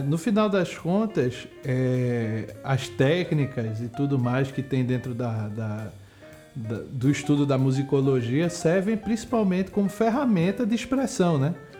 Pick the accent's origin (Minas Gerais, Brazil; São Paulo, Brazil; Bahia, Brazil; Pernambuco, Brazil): Pernambuco, Brazil